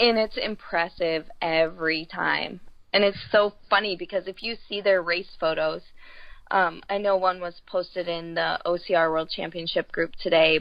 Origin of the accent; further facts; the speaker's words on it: Florida, United States; I'm from Florida